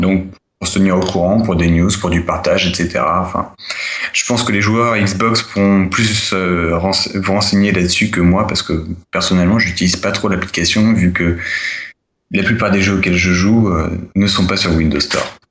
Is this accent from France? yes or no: yes; France; chez nous, en France